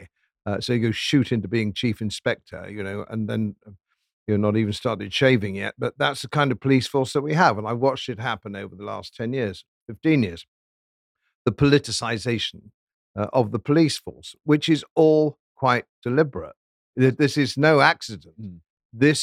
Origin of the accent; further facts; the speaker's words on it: Yorkshire and the Humber, United Kingdom; as a Yorkshireman